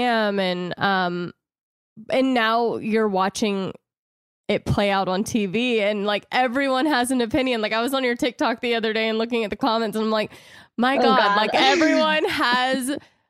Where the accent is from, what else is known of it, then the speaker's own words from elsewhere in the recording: the South, United States; moved away as an adult; now in California, United States; I grew up in the South, so I grew up in a very Christian, conservative lifestyle